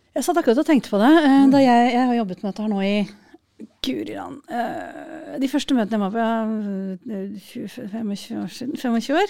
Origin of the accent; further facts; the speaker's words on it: Norway; jeg kommer fra Norge